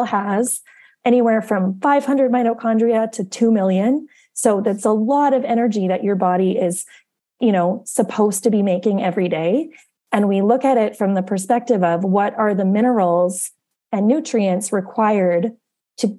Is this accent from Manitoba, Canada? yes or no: yes; Winnipeg, Manitoba, Canada; also born or lived in Arizona; I'm originally from Winnipeg.